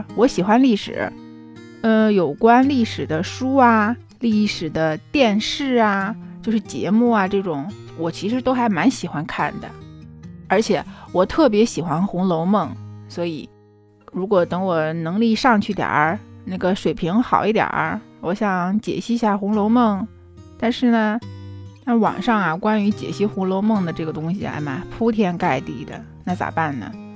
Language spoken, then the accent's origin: Chinese; northern China, China; accent: northern; moved away as an adult; now in Shanghai, China; 我在上海，然后也是一个普通的打工人，啊，听我说话，嗯，其实能听出来，我是北方人